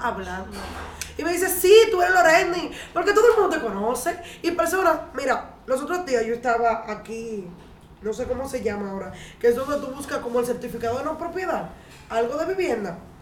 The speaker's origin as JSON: {"language": "Spanish", "region": "Cibao", "country": "Dominican Republic", "said": "soy cibaeña"}